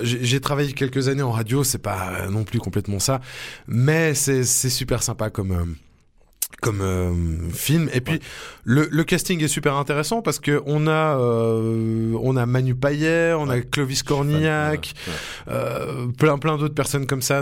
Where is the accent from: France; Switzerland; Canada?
Switzerland; chez nous en Suisse